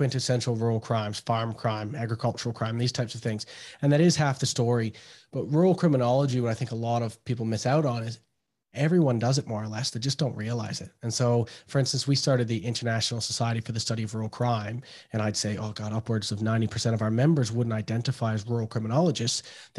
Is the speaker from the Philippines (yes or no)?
no; Canada; Yeah, well, trick-or-treating, obviously. Everyone wants candy, and trick-or-treating is the big deal, picking your outfit for that year.